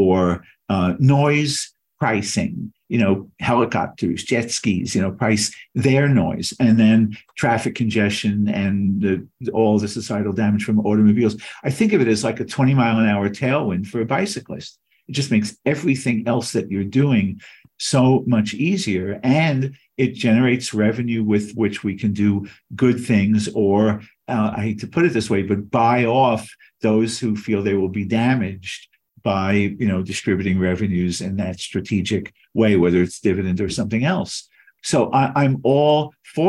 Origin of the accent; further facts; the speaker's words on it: Long Island, New York, United States; I grew up on Long Island